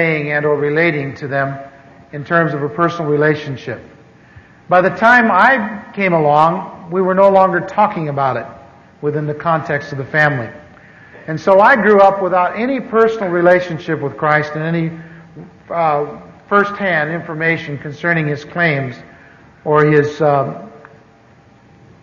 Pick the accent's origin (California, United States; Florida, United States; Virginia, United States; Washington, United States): California, United States; Anaheim; also born or lived in Missouri; I grew up here in Anaheim. I moved here from the Midwest in 1946, and lived over near what is now Disneyland.